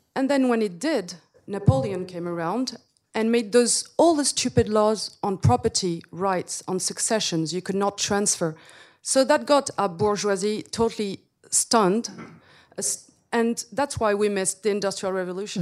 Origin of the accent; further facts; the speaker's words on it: Paris, Île-de-France, France; I come from Paris. So, as a French and as a lawyer